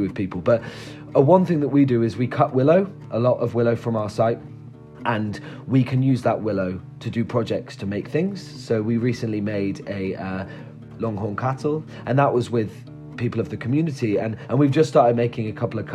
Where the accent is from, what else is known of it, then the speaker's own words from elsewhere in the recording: Somerset, South West England, United Kingdom; I grew up in Somerset, so I still work there